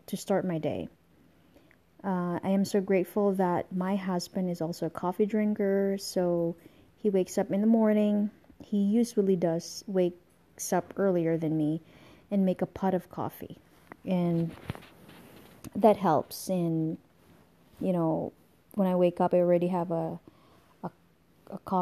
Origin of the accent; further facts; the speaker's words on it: Philippines; moved away as an adult; now in United States; I was born in the Philippines. I'm a Filipino and I came over here in the United States when I was 24 years old